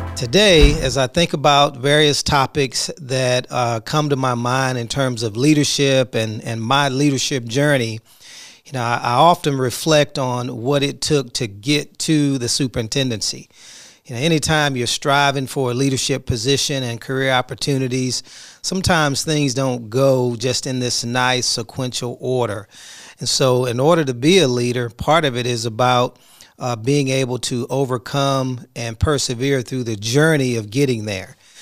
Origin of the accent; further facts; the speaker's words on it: Houston, Texas, United States; now in Duncanville, United States; I'm from Houston